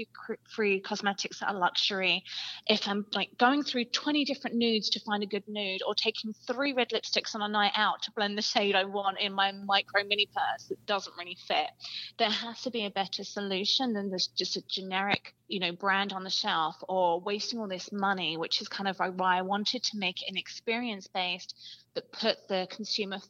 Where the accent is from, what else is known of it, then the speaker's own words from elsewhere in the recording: England, United Kingdom; moved away; I grew up in England